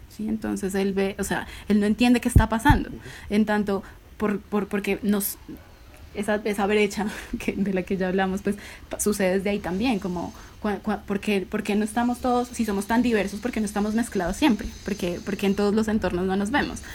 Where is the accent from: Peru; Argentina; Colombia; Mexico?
Colombia; Bogotá; yo soy eh, de Bogotá